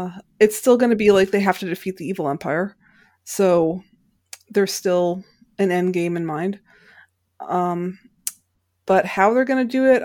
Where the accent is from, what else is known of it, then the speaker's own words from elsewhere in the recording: New England, United States; I grew up in New England